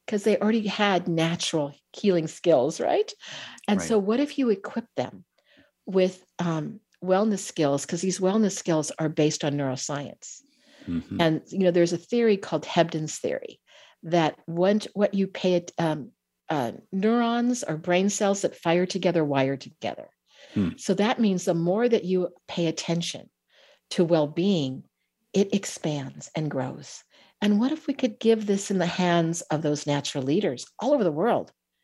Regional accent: California, United States; whether I grew up in the Bay Area of California, you know, our nervous systems are designed in the same way.

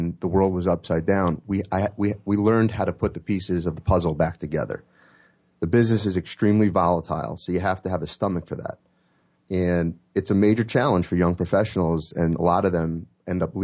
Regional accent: New York City, New York, United States; I'm from Manhattan

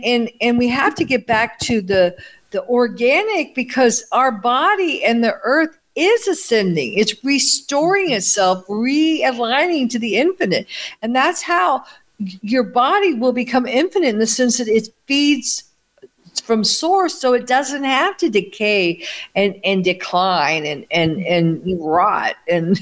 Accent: United States; moved away as an adult; now in Italy; growing up in America with McDonald's, TV dinners, space food sticks, all this artificial food

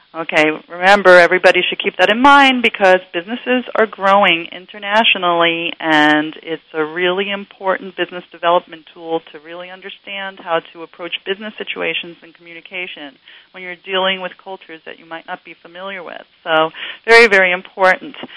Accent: New York City, New York, United States; moved away; I grew up in New York City, Queens, New York

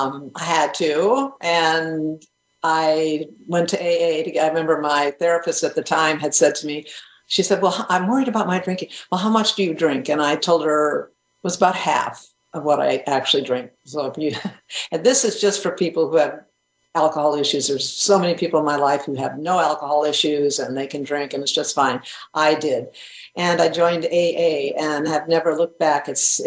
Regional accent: New England, United States; I grew up in New England. That's what happened to me.

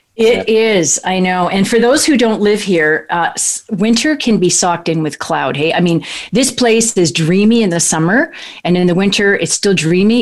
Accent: Kelowna, British Columbia, Canada; my hometown of Kelowna, British Columbia, Canada

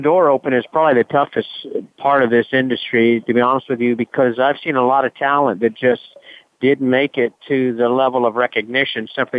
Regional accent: Ocala, Florida, United States; moved away as an adult; also born or lived in Gainesville, Florida / Louisiana / Colorado; now in Kentucky, United States; I was raised around Ocala, Florida, on the outskirts, and even though I wasn't in Ocala, I was close enough to experience thoroughbred racehorses in retirement

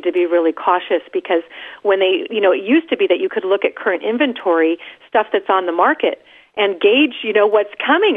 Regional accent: California, United States; I'm from California

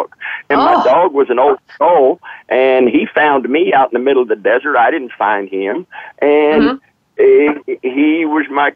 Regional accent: the South, United States; I am from the South

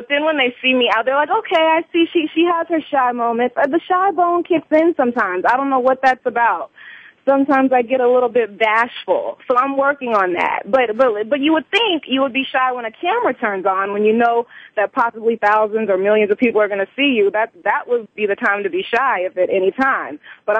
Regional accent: Columbia, South Carolina, United States; also born or lived in Orangeburg; Orangeburg is small. So I was born in Orangeburg, but I grew up in Columbia, South Carolina.

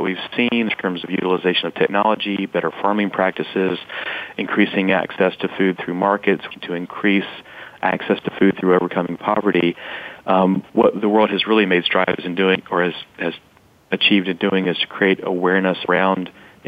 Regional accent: North Carolina, United States; I was born and raised in North Carolina. Through high school, hadn't traveled much out of the state

